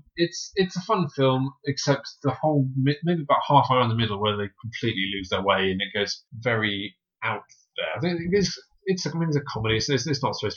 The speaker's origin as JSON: {"language": "English", "country": "United Kingdom", "said": "I'm British."}